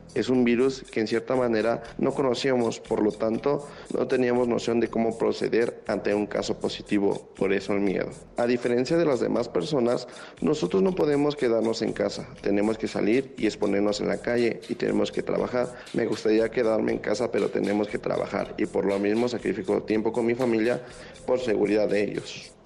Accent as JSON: {"language": "Spanish", "country": "Mexico", "said": "Somos mexicanos"}